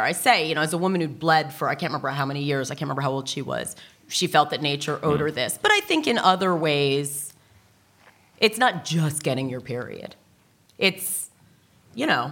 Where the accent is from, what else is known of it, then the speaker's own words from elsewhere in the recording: United States; I'm American. I mean, I'm from that culture.